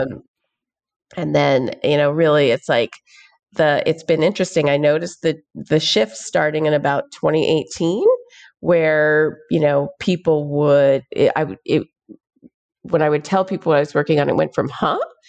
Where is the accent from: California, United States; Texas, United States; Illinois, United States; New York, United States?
Texas, United States; Houston; I grew up in Houston, Texas